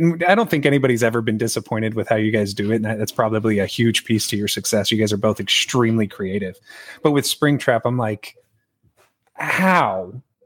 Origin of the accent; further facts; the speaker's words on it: San Diego, California, United States; moved away as an adult; now in Texas, United States; born and raised in San Diego